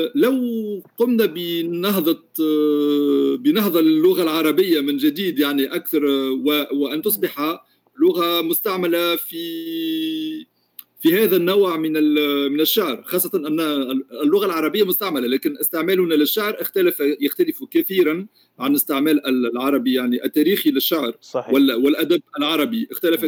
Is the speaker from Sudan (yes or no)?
no; Tunisia; also born or lived in France; انا بطبيعه الحال من تونس